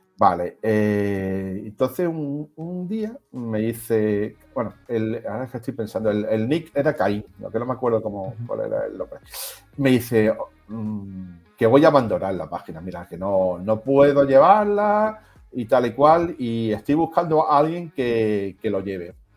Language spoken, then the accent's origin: Spanish; Melilla, Spain; yo soy de Melilla.